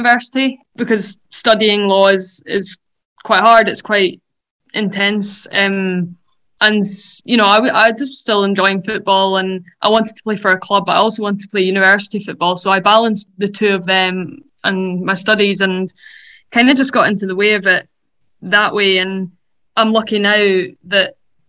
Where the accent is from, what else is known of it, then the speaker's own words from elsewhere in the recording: Dundee, Scotland, United Kingdom; moved away as an adult; now in Edinburgh, United Kingdom; I moved to Edinburgh from Dundee when I was 18 to go to university